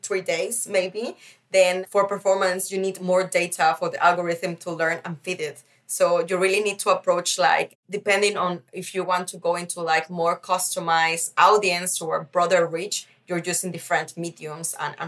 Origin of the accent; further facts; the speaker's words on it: Mexico; also born or lived in Netherlands / Beijing, China; now in Berlin, Germany; I have been grown up in a Mexican society, but still I am from the Netherlands